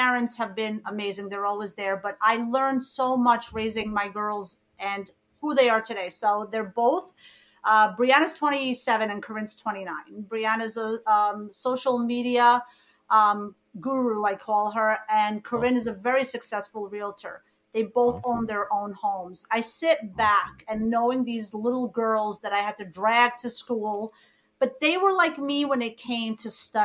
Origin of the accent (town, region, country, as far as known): New York City, New York, United States; born or raised there; English is a second language; also born or lived in Egypt